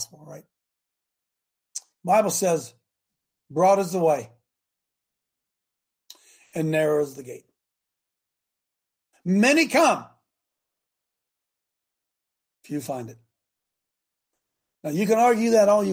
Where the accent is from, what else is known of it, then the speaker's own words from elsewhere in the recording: United States; I'm an American Christian